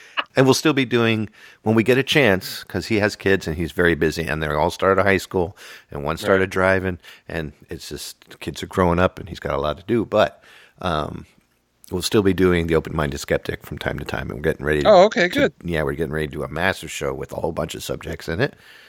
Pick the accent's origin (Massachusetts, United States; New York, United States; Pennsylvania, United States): Pennsylvania, United States; Pine Grove; I grew up in Pine Grove, Pennsylvania, where it's very Dutch.